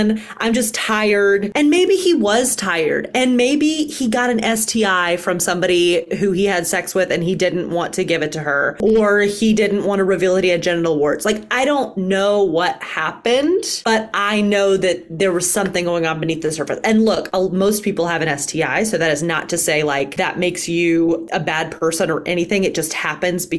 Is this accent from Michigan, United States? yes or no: no; Alabama, United States; I was raised in the South too. I get it. I was raised in Alabama